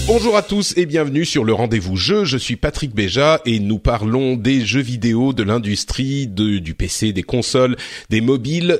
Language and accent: French; France; chez nous, en France